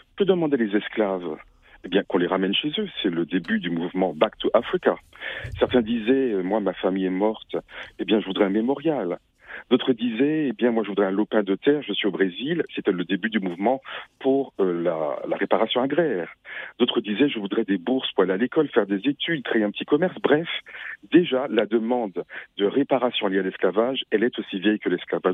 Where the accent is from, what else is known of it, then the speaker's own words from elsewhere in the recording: Martinique; moi je suis martiniquais